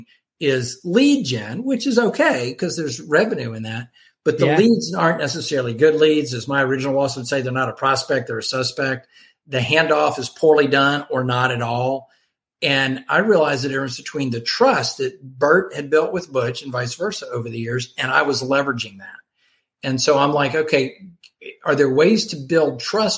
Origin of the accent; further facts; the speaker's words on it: Columbia, South Carolina, United States; moved away as an adult; now in St. Louis, United States; my move from my hometown, Columbia, South Carolina, to St. Louis, Missouri